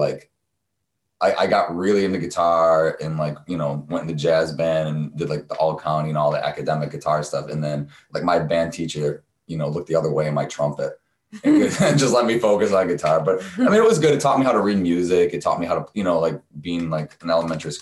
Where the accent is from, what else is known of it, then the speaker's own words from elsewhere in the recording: Spencerport, New York, United States; I'm from another town called Spencerport